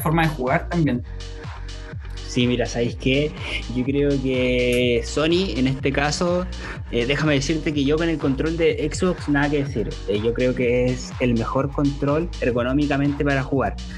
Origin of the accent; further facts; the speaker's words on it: Chile; acá en Chile